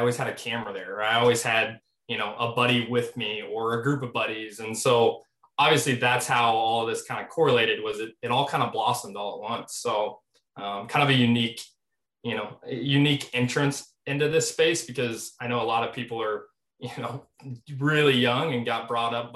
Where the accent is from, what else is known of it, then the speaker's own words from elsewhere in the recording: Midwest, United States; born and raised here